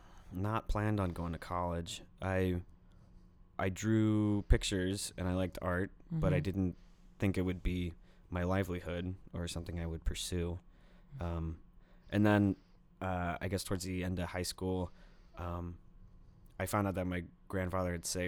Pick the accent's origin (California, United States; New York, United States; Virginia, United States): Virginia, United States; Forest; My home base is my where my parents live, where I grew up in Forest, Virginia.